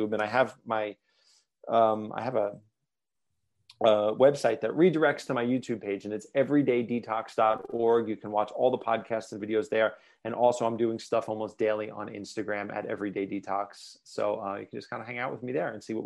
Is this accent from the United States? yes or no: yes; New York, United States; moved away as an adult; now in Ashland, United States; I'm from New York, by the way, and I live in Ashland, Oregon